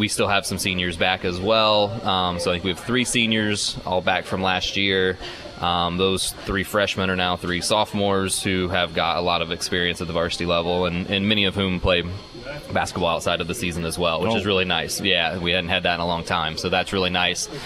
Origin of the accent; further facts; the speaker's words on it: Indiana, United States; moved away as an adult; now in Michigan, United States; when I was growing up in Indiana